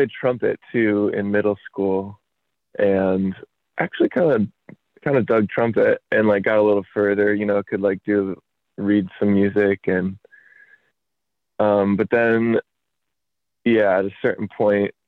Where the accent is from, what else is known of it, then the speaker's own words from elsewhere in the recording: Traverse City, Michigan, United States; also born or lived in Holland, Michigan; now in Grand Rapids, United States; I was born nearby in a town called Holland, but then was raised in a town north of Grand Rapids by about 2 hours called Traverse City.